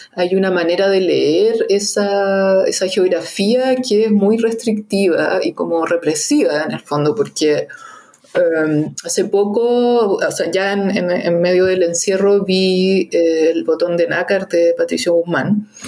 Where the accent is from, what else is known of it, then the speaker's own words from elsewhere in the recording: Santiago, Santiago Metropolitan Region, Chile; los que somos santiaguinos